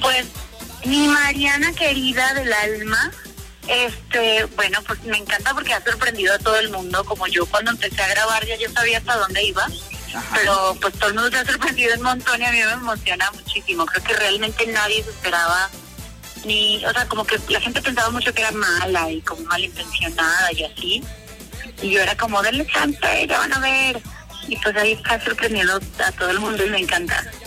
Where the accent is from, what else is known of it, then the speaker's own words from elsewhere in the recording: Venezuela; yo soy venezolana